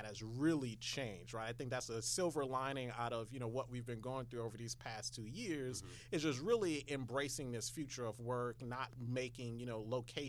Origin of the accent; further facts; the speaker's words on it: New Orleans, Louisiana, United States; also born or lived in Houston, Texas; now in Atlanta, United States; I'm born and raised in New Orleans.